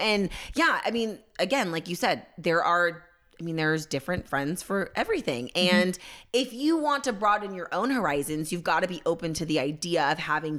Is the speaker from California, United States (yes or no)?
yes; California, United States; I'm from the Bay.